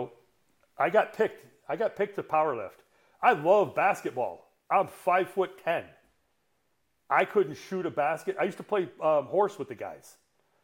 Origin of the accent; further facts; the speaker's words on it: Detroit / northern Michigan, United States; In 77, we moved from Detroit up to northern Michigan